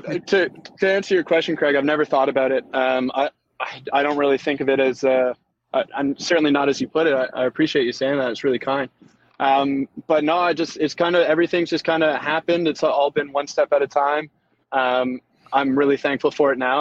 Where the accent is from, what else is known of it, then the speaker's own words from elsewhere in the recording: Keswick, Ontario, Canada; I was I was coming from Keswick.